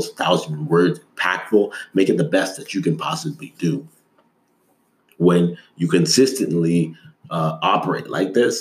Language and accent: English; Toronto, Ontario, Canada; moved away; also born or lived in Des Moines, Iowa / Dallas; I grew up in Toronto, which is one of the biggest cities in North America